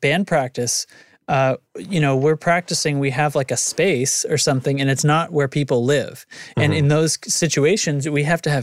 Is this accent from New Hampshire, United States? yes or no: yes; New Hampshire, United States; moved away; I'm from New Hampshire, but I'm not there